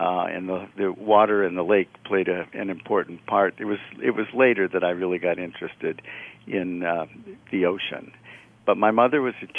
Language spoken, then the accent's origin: English; Port Austin, Michigan, United States; moved away; I grew up in a small town, Port Austin, Michigan.